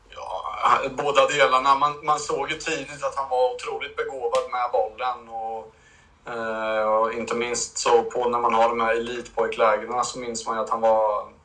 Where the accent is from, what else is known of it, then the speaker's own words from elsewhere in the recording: Linköping, Östergötland, Sweden; jag är från Linköping